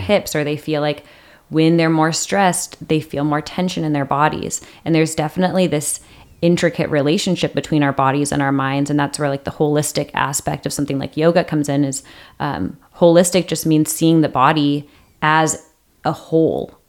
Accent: Seattle, Washington, United States; moved away as an adult; now in San Diego, United States; I grew up in Seattle.

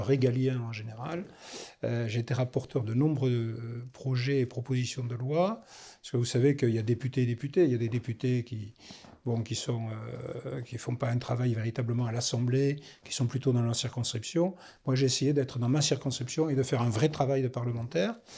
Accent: Toulouse, Occitania, France; also born or lived in Gironde; je suis toulousain

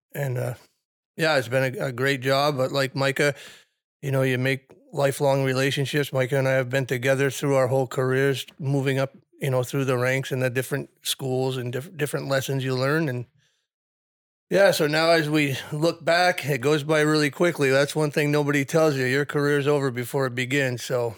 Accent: South Burlington, Vermont, United States; pretty much grew up in the, in the South Burlington firehouse

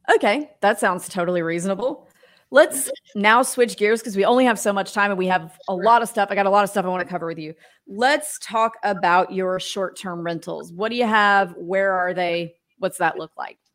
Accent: Mississippi, United States; I grew up in Mississippi

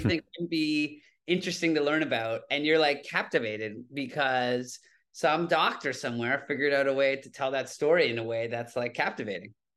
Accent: Toronto, Ontario, Canada; moved away as an adult; now in New York City, United States; I grew up in Toronto, Canada

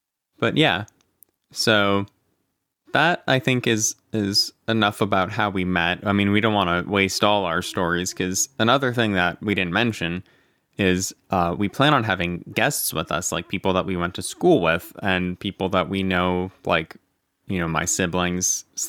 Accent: Erie, Pennsylvania, United States; I am from Erie, so I have no like geographical ties to the Rams.

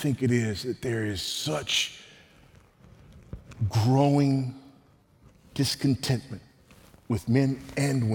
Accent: United States; accent: American; moved away as an adult; now in Zambia; you could tell from my accent that I was an American

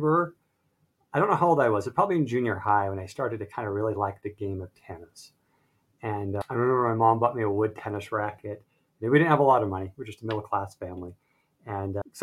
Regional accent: Salt Lake City, Utah, United States; I was born and raised in Salt Lake City, Utah

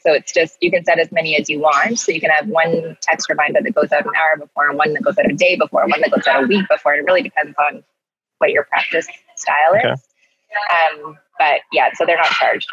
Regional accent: Canada; we're so Canadian

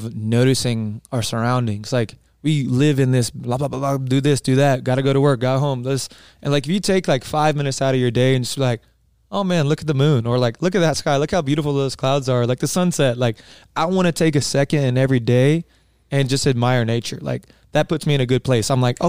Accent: East Coast, United States; I'm coming from the East Coast, and maybe you can agree with me, Matt, like anything like Sedona or the Grand Canyon was like mind blowing to me when I first saw it.

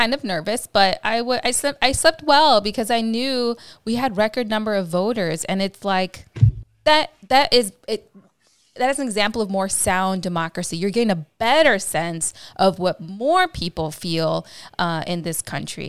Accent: Midwest, United States; I'm actually from the Midwest, so I identify with all those Latinos that moved to the Midwest

